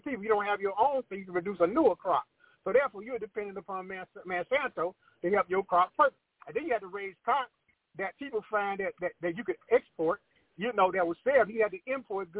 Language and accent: English; United States; I'm American by birth.